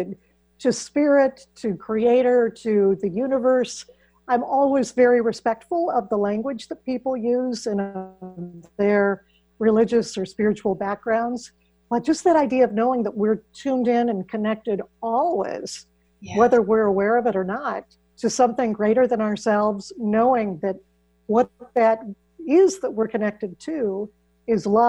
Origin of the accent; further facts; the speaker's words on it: Iowa, United States; I grew up in Iowa, which is where I still live